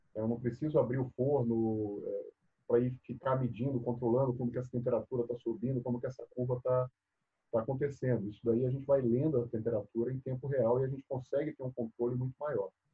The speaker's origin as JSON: {"language": "Portuguese", "region": "Bahia", "country": "Brazil", "tie": "born or raised there", "also_born_or_lived": "São Carlos, São Paulo", "moved": "as an adult", "said": "eu saí lá da Bahia. Né? Eu, eu, vim estudar em São Paulo, fiz faculdade aqui em São Paulo, no interior, em São Carlos."}